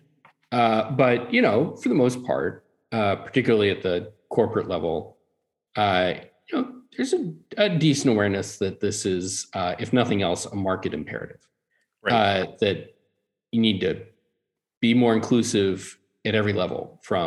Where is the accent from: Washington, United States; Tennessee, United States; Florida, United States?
Tennessee, United States; growing up in Tennessee, everyone drinks brown liquor.